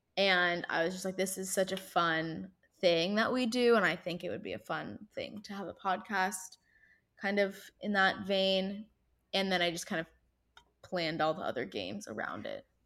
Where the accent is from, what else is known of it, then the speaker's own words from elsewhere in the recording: Irvine, California, United States; My hometown is Irvine, California, which is in Orange County